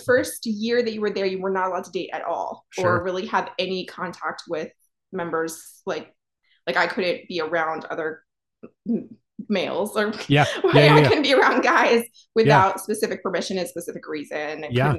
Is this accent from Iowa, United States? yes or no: no; Ohio, United States; also born or lived in Pennsylvania; and I'm from Ohio, Pennsylvania, both actually.